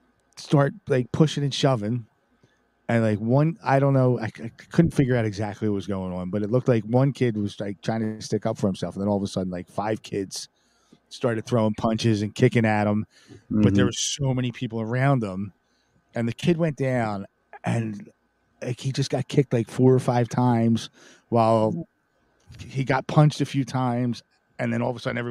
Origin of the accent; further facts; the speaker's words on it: Philadelphia, Pennsylvania, United States; It used to be a great town. It used to be. I used to be proud. I'm like, yeah, I'm from Philadelphia.